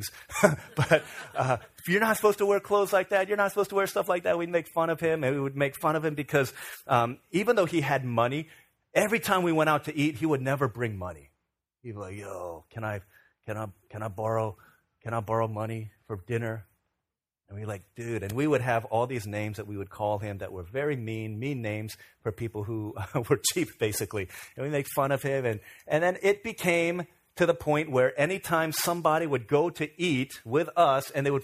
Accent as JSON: {"language": "English", "region": "Virginia", "country": "United States", "tie": "born or raised there", "said": "when I was growing up in Virginia"}